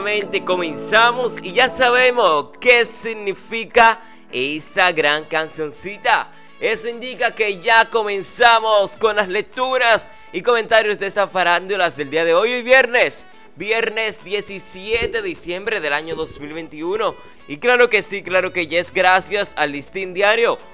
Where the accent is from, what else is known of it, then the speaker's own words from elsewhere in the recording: Dominican Republic; aquí en República Dominicana, en mi país